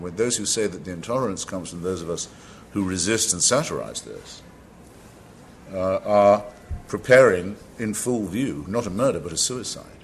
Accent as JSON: {"language": "English", "town": "Washington", "region": "District of Columbia", "country": "United States", "tie": "born or raised there", "said": "I live in Washington, it's my hometown, Washington, D.C., nation's capital."}